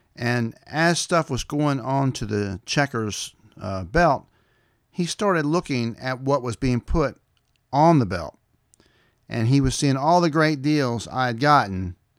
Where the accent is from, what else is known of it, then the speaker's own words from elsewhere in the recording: Lavinia, Tennessee, United States; I'm from Lavinia, Tennessee